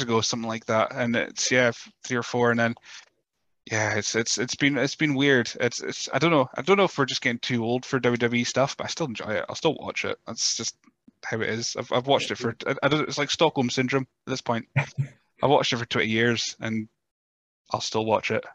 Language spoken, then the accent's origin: English; north of Scotland, United Kingdom; accent: Scottish, Teuchter (north of Scotland); with my Scottish accent, I don't know if it's just Chuchterness from the, up the north of Scotland